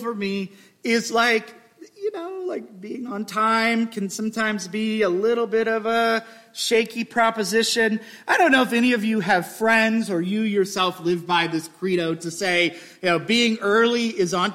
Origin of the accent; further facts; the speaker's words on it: Midwest, United States; I'm from the Midwest where a goodbye takes 45 minutes